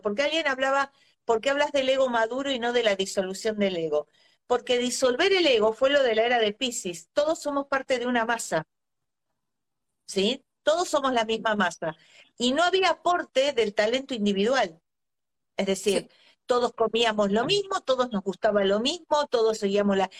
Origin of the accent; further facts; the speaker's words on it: Argentina; soy argentina